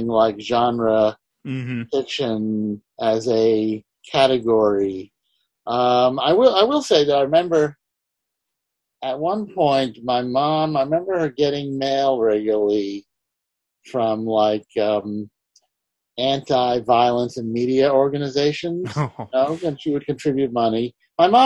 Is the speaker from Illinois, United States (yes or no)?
no; New York City, New York, United States; I grew up in Manhattan, you know, so the newsstand dealer on 86th Street and Lexington knew